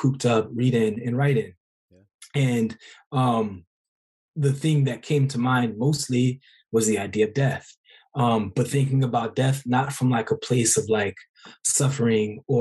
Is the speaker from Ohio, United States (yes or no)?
no; Oakland, California, United States; I'm from Oakland